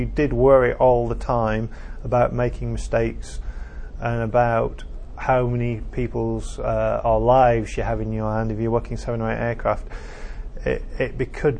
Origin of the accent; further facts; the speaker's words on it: Bolton, North West England, United Kingdom; also born or lived in Cardiff; I'm fairly local. I come from Bolton. So it's my home area